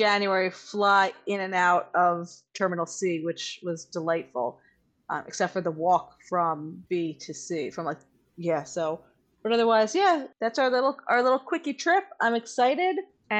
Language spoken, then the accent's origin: English; New York, United States; as a New Yorker, like there's, I see enough rats that I'm kind of like grossed out by rats also